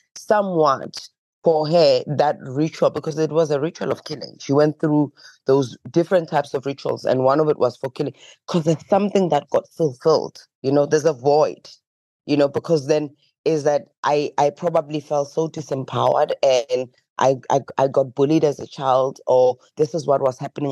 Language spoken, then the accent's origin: English; Johannesburg, Gauteng, South Africa; growing up in Alexandra Township